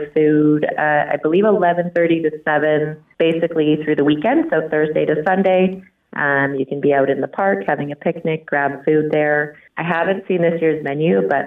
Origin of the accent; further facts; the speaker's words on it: North Vancouver, British Columbia, Canada; moved away as an adult; now in Comox, Canada; I've been in Comox for a decade, but I grew up in North Vancouver